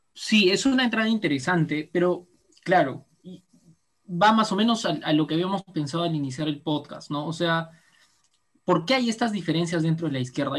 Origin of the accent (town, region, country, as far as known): Peru